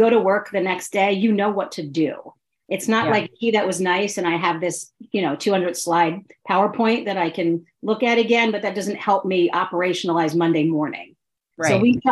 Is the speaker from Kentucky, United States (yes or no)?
no; outside New York City, northern New Jersey, United States; now in Philadelphia, United States; I grew up outside of New York City in a part of northern New Jersey, or central northern New Jersey.